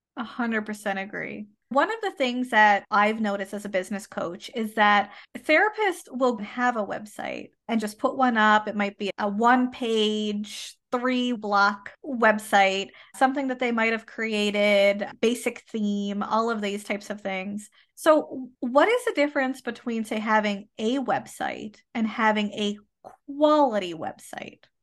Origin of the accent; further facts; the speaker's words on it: Canada; I am a Canadian social worker